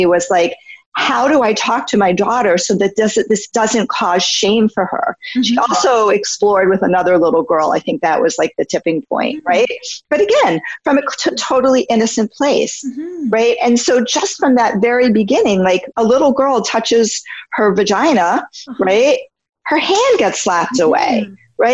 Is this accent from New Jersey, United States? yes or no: no; New York, United States; moved away as an adult; now in California, United States; I had been living in New York. I'm from New York